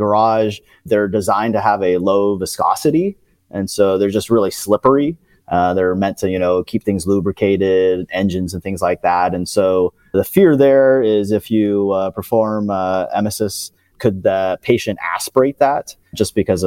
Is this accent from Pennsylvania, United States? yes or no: no; California, United States; moved away as an adult; now in Auburn, United States; I am originally from California and lived in California my whole life, went to vet school out there